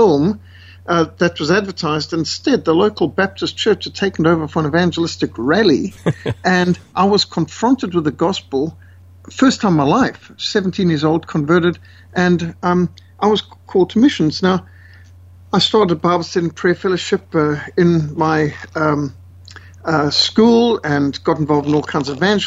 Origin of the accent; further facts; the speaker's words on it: Zimbabwe; I was brought up in Rhodesia